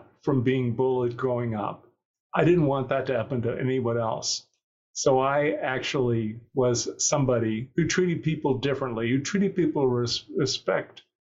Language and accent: English; Kokomo, Indiana, United States; I grew up in Kokomo, Indiana